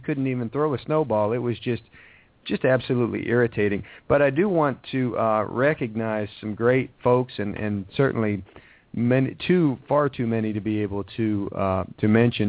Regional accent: Ohio, United States; now in Atlanta, United States; growing up in Ohio, so I know what snow is

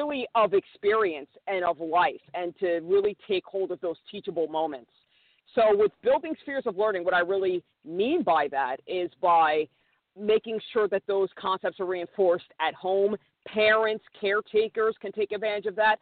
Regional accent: New York, United States; moved away as an adult; also born or lived in Los Angeles; I grew up in New York, public school product

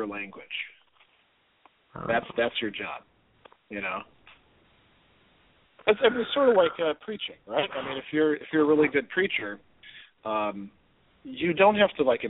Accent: Milwaukee, Wisconsin, United States; now in Hudson Valley, New York, United States; moving back to Milwaukee, which is our hometown

